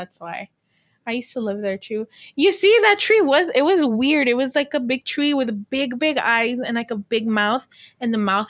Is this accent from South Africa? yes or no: no; British Columbia, Canada; I'm from Vancouver Island.